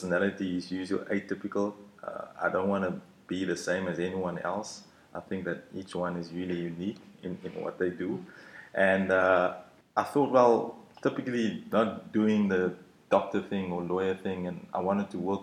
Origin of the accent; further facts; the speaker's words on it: George, Western Cape, South Africa; moved away; also born or lived in Stellenbosch; I grew up in George